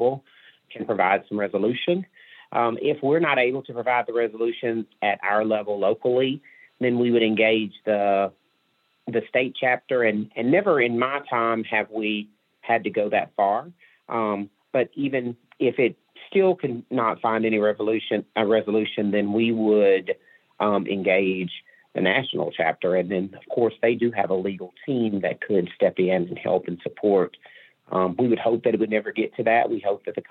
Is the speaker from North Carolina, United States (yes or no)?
no; Mississippi, United States; now in Northwest Arkansas, United States; I grew up in Mississippi